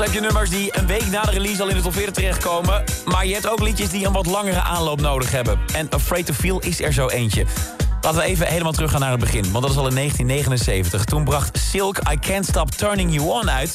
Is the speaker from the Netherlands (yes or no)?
yes; Netherlands; zijn wij Hollanders lekker nuchter